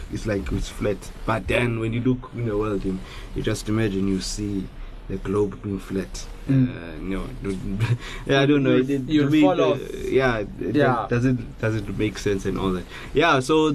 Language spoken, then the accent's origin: English; South Africa; I'm a Xhosa boy, you know, yeah. It's one of the cultures from South Africa, Xhosa.